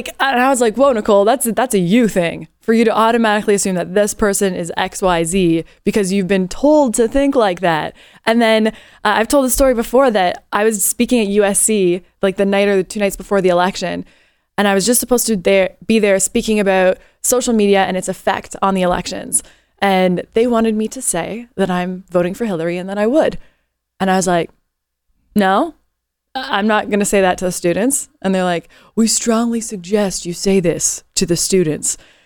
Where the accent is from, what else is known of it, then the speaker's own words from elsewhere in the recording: Canada; now in United States; And I am a Canadian that has taken on this country as my own.